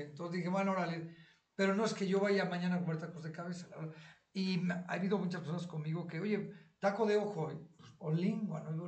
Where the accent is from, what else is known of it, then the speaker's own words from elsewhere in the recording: Mexico City, Mexico; nosotros crecimos en esa cuadra, es mi barrio. Yo crecí, yo estuve ahí desde mi yo, nací en Mitla y Cumbres de Maltrata